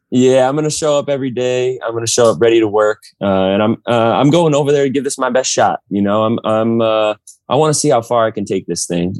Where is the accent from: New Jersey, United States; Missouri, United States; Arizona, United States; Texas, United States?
New Jersey, United States; I was from North Jersey